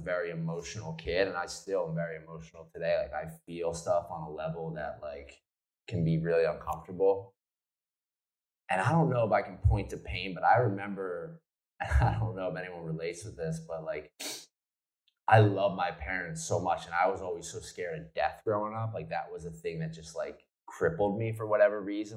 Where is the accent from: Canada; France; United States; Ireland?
United States; New Jersey; I grew up in South Jersey